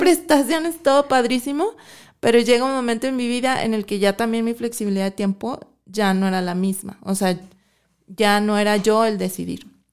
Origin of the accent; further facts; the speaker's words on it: Mexico City, Mexico; moved away as an adult; now in Guadalajara, Mexico; soy de la Ciudad de México, me vine yo a los 18 años a estudiar para acá y pues ya, me quedé aquí en, Guadalajara